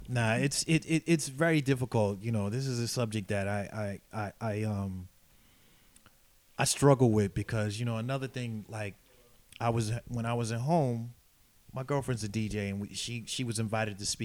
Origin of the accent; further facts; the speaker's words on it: New York City, New York, United States; moved away as an adult; now in Berlin, Germany; I'm from Brooklyn, New York